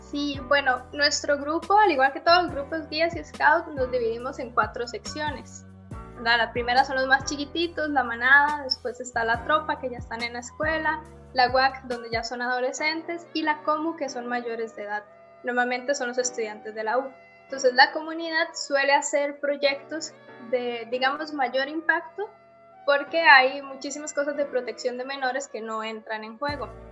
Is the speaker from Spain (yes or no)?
no; Sabanilla, San José, Costa Rica; Nosotros vivíamos en casi que la última finca que quedaba en Sabanilla.